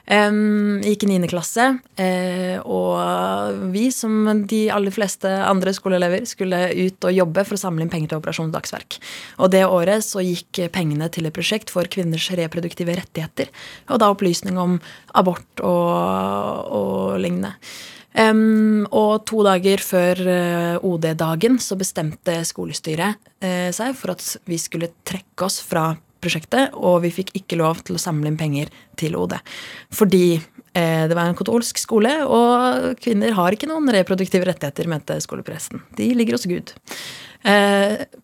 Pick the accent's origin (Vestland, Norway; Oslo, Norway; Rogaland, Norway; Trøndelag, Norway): Oslo, Norway; also born or lived in Madagascar; jeg er født på Sankthanshaugen i Norge